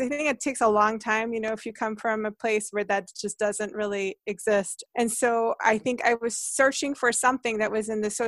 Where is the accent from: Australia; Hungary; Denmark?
Hungary; English is a second language; also born or lived in New Jersey; now in United States; I grew up in Hungary